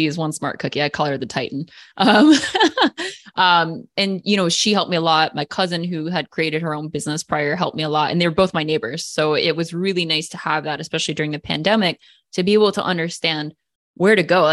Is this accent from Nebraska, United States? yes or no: no; New Jersey, United States; moved away as an adult; now in Hawaii, United States; I'm actually from New Jersey